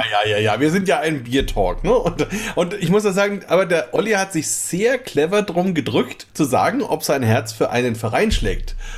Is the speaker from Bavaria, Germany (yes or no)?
yes; Bamberg, Bavaria, Germany; bei uns in Franken, eben wenn bei uns in Bamberg